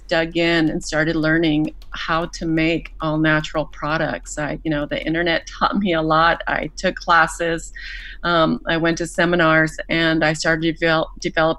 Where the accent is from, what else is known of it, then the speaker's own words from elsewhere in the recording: Mexico; moved away; having grown up in Mexico, I was born and raised in Mexico through my formative years